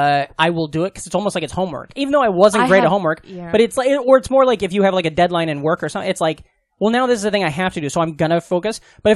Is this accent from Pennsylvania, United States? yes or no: no; outside of Omaha, Nebraska, United States; now in Brooklyn, United States; growing up outside of Omaha